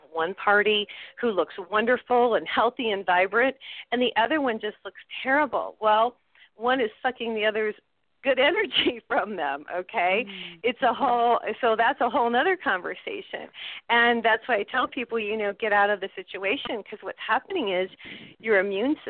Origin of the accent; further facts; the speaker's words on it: New Mexico, United States; here in New Mexico, I'm from New Mexico